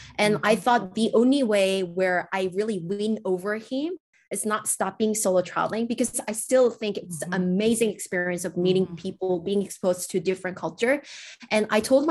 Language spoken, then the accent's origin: English; South Korea; moved away; I'm coming from South Korea